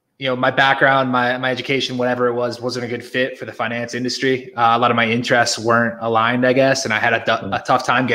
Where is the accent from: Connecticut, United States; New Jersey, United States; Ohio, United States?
Connecticut, United States; moved away as an adult; also born or lived in New York / Philadelphia; now in Mexico; I grew up in Connecticut. I spent pretty much my entire life there.